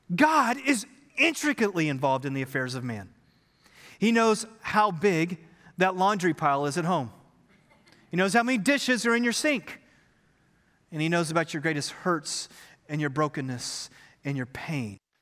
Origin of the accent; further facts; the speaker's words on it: Texas, United States; We are Texans